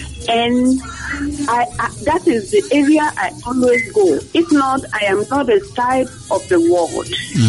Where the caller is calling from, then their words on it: Cape Coast, Central Region, Ghana; I'm calling from Cape Coast.